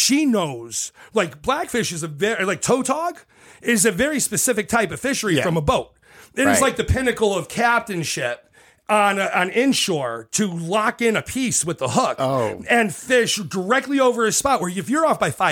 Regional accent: Connecticut, United States; I grew up in Connecticut with my dad

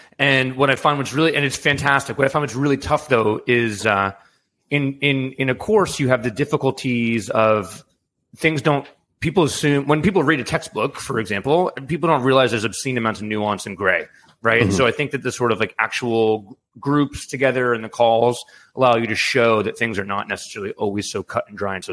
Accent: New York City, New York, United States; I grew up in New York City

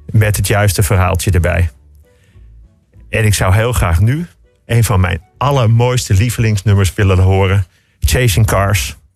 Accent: Amsterdam, North Holland, Netherlands; Ik kom uit Amsterdam

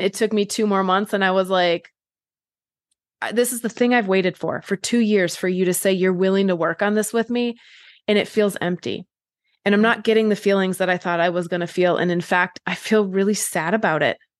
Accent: Wisconsin, United States; moved away as an adult; also born or lived in California; I grew up in Wisconsin, but then I moved to California for college

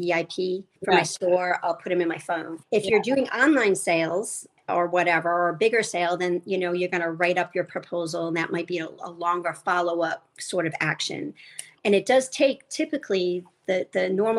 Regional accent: Rhode Island, United States; I grew up in Rhode Island

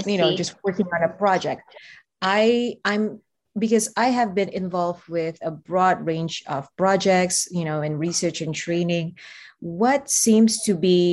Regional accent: Brunei; moved away as an adult; now in Berkeley, United States; I'm from Brunei, where predominantly we speak Brunei Malay and a little bit of English.

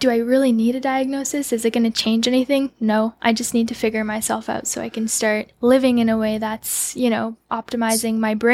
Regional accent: Burlington, Ontario, Canada; Ontario, Burlington.

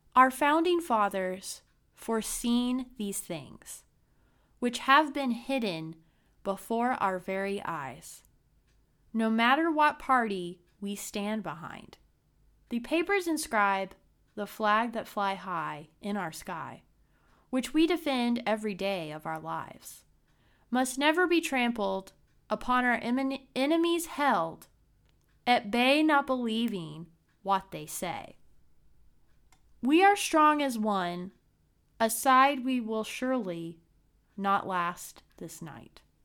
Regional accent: Brown County, Indiana, United States; my small hometown, Brown County in Indiana

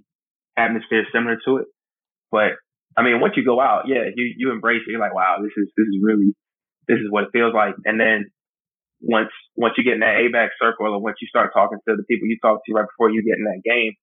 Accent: Sicklerville, New Jersey, United States; moved away as an adult; now in Norfolk, United States; me growing up in New Jersey, I went to Eagles games a lot

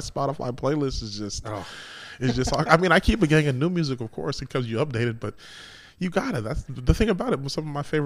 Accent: Tacoma, Washington, United States; I was raised in Tacoma, so I've been doing music in Tacoma my whole life

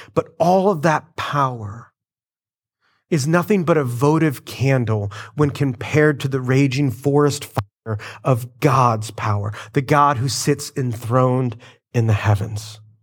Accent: United States; us, uh, Americans

